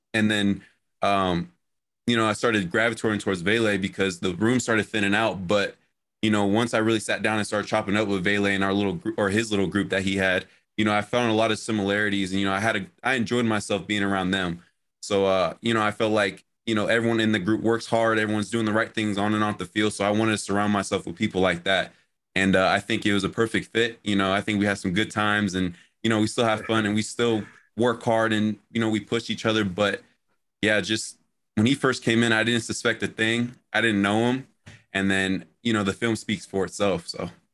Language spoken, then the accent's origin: English; Phoenix, Arizona, United States; moved away as an adult; I come from Phoenix, Arizona.